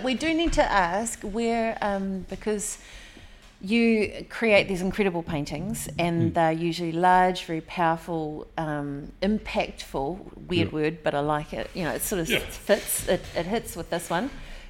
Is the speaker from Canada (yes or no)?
no; Hawke's Bay, New Zealand; we're from Hawke's Bay